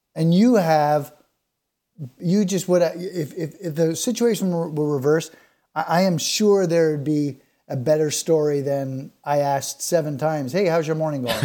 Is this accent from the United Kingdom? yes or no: no; Canada; being Canadian